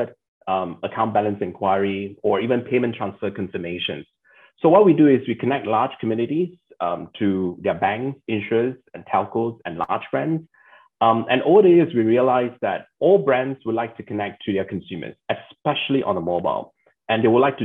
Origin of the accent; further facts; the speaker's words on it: Malaysia; as a Malaysian